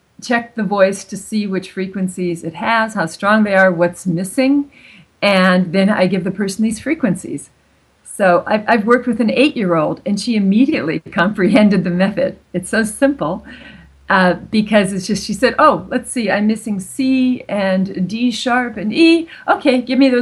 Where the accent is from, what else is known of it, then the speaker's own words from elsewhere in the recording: California, United States; first language German; moved away as an adult; also born or lived in Germany; now in Zurich, Switzerland; my native language was German for the first 5 years. And then I moved to California and I learned English.